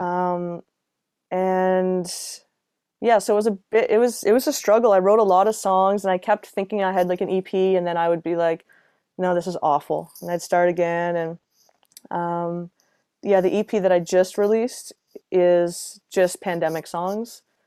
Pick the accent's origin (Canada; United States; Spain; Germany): Canada; Halifax, Nova Scotia; moved away as an adult; also born or lived in Toronto; I moved from Toronto back to Halifax mid-pandemic.